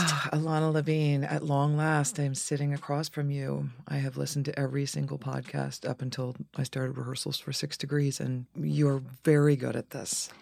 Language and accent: English; Dayton, Ohio, United States; also born or lived in Boston / Cincinnati; from Cincinnati to Dayton, Ohio, where I spent my formative years